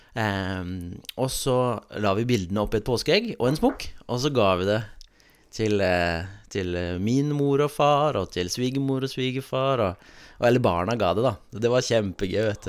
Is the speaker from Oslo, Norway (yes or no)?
yes; Oslo, Norway; teknisk sett så, så kommer jeg fra mer Høynehall-delen. Eller Brynseng